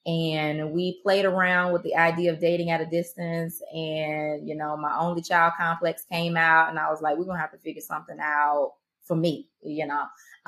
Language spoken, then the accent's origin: English; Marianna, Florida, United States; accent: Southern twang; also born or lived in Atlanta, Georgia; now in Jacksonville, United States; I'm from Mariana, Florida.